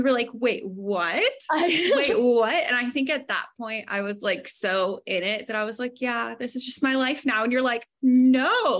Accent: Arkansas, United States; moved away as an adult; also born or lived in East Texas; So I'm originally from Arkansas.

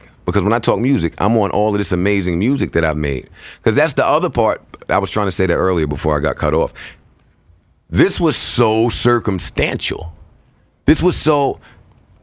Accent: New York City, New York, United States; also born or lived in Harlem / New Jersey; I'm from Queens

